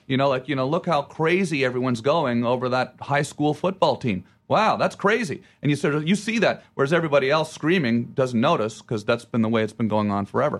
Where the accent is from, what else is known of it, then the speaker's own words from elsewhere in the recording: Ottawa, Ontario, Canada; where I'm from and I say Ottawa